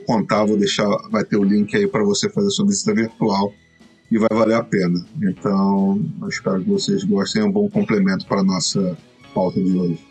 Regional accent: Brazil; Como brasileiro

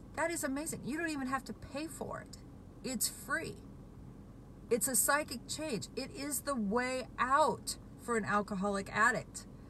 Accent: Washington, United States; I'm from Washington State

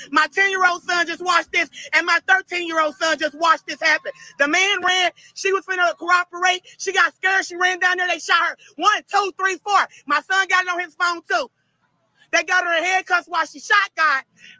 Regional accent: Arkansas, United States; also born or lived in Louisiana; I'll never say I'm from Louisiana. I'm from Arkansas

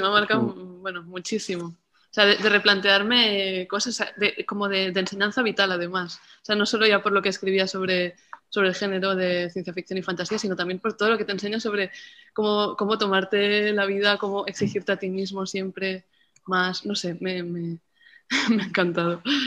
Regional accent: Barcelona, Catalonia, Spain; de Barcelona

